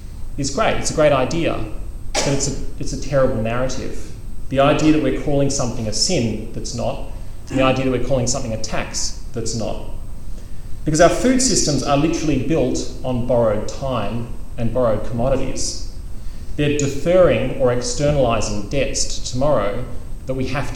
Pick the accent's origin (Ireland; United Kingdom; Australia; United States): Australia; as an Australian